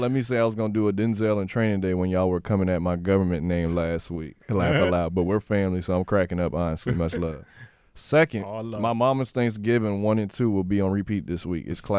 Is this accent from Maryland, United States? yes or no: yes; Baltimore, Maryland, United States; I'm from Baltimore, so that's my team.